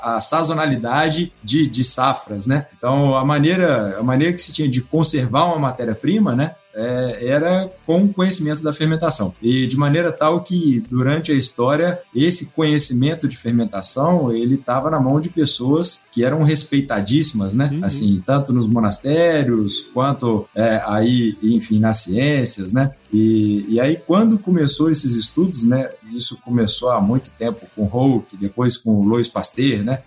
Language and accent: Portuguese; Minas Gerais, Brazil; also born or lived in Serra da Mantiqueira / Juiz de Fora; now in Campinas, Brazil; Eu sou mineiro